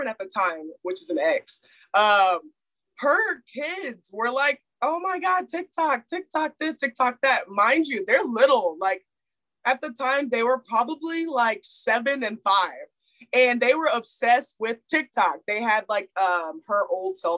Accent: Houston, Texas, United States; moved away as an adult; my hometown in Houston

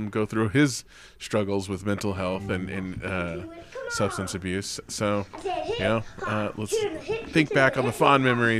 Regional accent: California, United States; moved away; I grew up in California

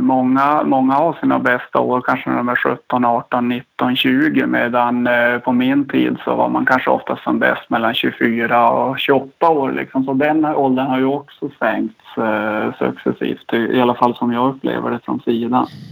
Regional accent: Kalix, Norrbotten County, Sweden; accent: Norrland; now in Stockholm, Sweden; En gång norrlänning, framförallt Kalixbo

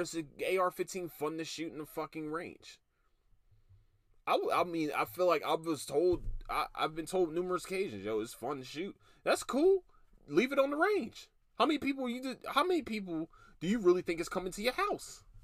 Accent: Philadelphia, Pennsylvania, United States; now in Texas, United States; I'm from Philadelphia, I'm a Philadelphian

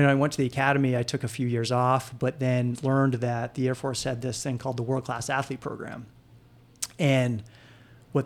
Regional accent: Farmington, Maine, United States; moved away as an adult; also born or lived in Colorado Springs, Colorado / Greenville, South Carolina; I grew up in Maine, up in Farmington, where I was born and raised

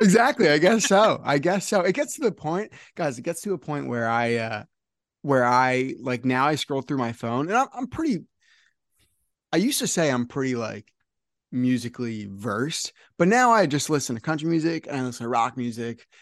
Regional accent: New Jersey, United States; I'm from New Jersey

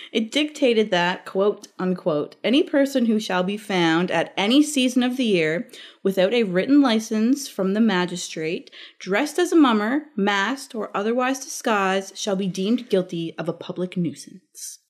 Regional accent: Labrador City, Newfoundland and Labrador, Canada; moved away; back home in labrador I'm from Labrador

